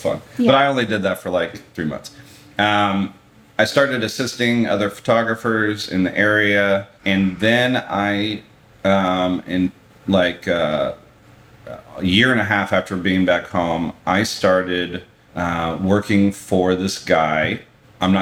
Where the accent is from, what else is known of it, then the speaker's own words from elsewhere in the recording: Dallas, Texas, United States; moved away as an adult; also born or lived in San Francisco; I moved back home to Dallas from San Francisco.